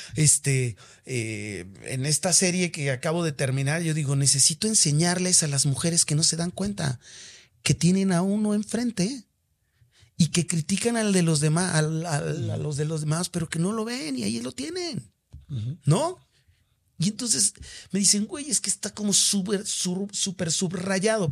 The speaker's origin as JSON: {"language": "Spanish", "country": "Mexico", "said": "soy mexicano y porque amo mi país"}